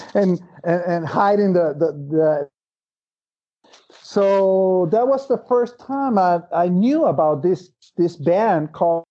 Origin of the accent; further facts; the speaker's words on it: Venezuela; English is a second language; born and raised in Venezuela